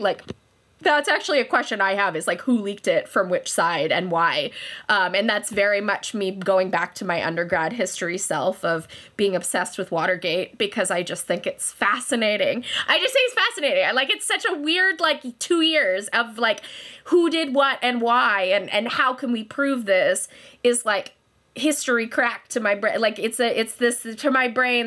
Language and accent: English; Kelowna, British Columbia, Canada; moved away as an adult; also born or lived in London, Ontario; now in Kitchener, Canada; I am from Kelowna, British Columbia